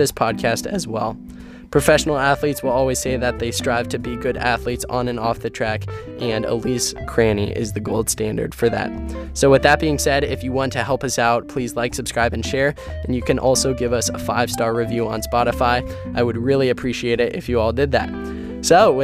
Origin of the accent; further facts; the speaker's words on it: Erie, Pennsylvania, United States; I grew up in Erie, Pennsylvania, and Erie is one of the snowiest towns in America.